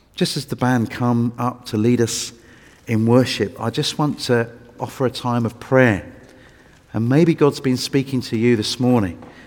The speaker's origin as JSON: {"language": "English", "region": "England", "country": "United Kingdom", "said": "I was from England"}